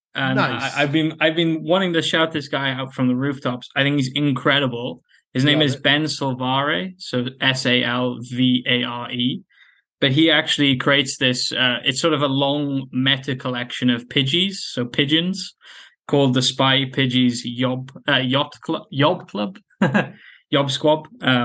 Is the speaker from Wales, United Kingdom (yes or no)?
yes; Wales, United Kingdom; From Wales in the UK.